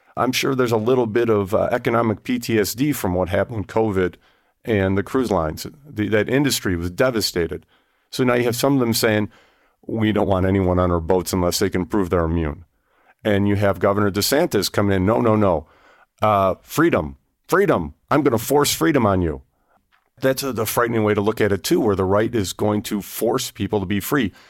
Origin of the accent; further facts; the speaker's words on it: Wyoming, United States; I'm from Wyoming